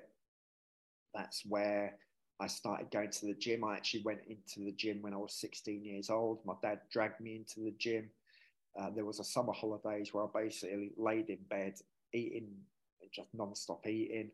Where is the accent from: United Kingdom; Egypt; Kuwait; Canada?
United Kingdom; Hertfordshire, East of England; moved away as an adult; also born or lived in Yorkshire / Marbella, Spain; now in Manchester, United Kingdom; We grew up in Yorkshire until I was 6 years old. And then we moved down to Hertfordshire